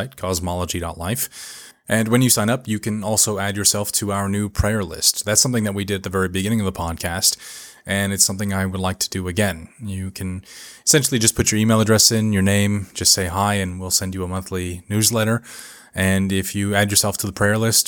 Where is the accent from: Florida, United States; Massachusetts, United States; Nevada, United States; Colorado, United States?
Nevada, United States; Las Vegas; moved away as an adult; also born or lived in Vietnam / England / China; now in Duluth, United States; my hometown of Las Vegas